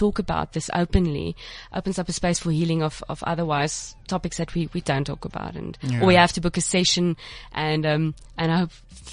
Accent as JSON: {"language": "English", "town": "Johannesburg", "region": "Gauteng", "country": "South Africa", "moved": "yes", "lives_now": "Cape Town, South Africa", "said": "I was originally from Joburg"}